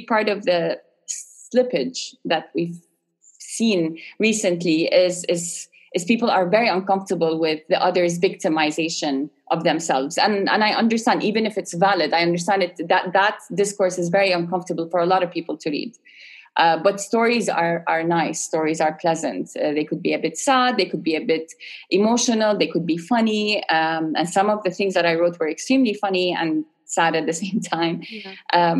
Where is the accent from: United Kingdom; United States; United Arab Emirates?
United Arab Emirates; Sharjah; my experience as an Arab middle class, born and raised in Sharjah